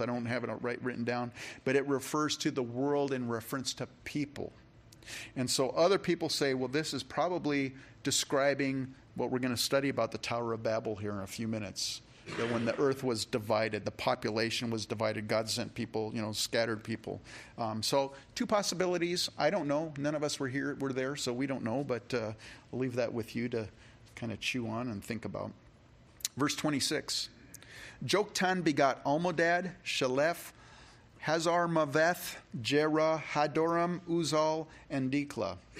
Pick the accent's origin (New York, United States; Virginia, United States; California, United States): California, United States; now in Rochester, Minnesota, United States; when I was a kid, you know, I grew up in California, and in fourth grade